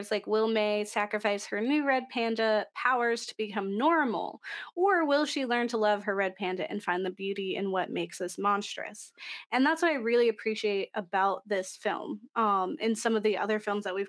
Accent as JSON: {"language": "English", "country": "Canada", "said": "I'm not Asian, although I am Canadian"}